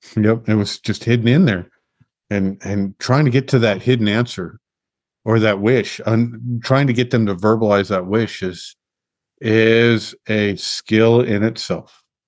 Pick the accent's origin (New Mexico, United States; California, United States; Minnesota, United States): New Mexico, United States; Los Alamos; growing up in Los Alamos